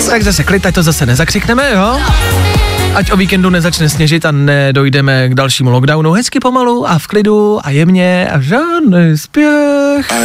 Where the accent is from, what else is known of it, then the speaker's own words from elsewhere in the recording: Teplice, Ústí nad Labem Region, Czechia; z Teplic, ale často jezdím do Prahy.